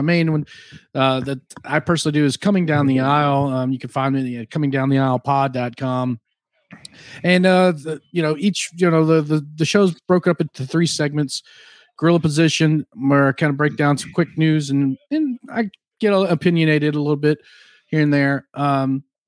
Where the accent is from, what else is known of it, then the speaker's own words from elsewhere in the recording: Louisiana, United States; I'm from Louisiana